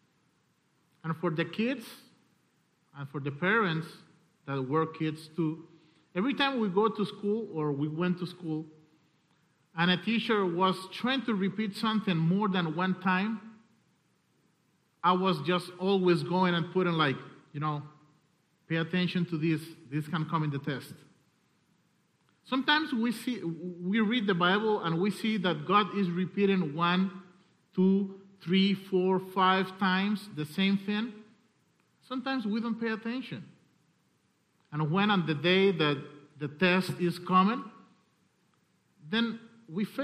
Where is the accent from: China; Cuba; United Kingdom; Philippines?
Cuba; I'm coming from Cuba